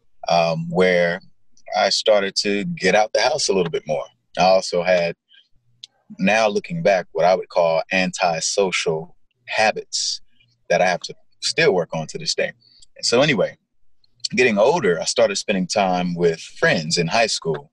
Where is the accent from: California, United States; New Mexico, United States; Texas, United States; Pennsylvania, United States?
California, United States; Gardena; I grew up South Bay area, Gardena, where the grass is greener, Gardena, California.